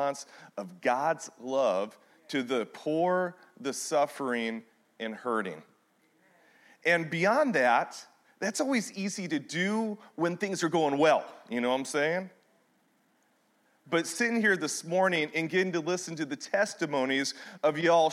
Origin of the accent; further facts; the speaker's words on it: Michigan, United States; now in Missouri, United States; I am originally from Michigan